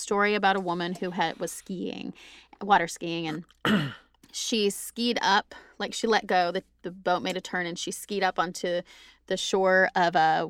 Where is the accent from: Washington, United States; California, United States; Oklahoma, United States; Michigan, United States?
Oklahoma, United States; I struggle with dark water and not being able to see through it, which is growing up in Oklahoma.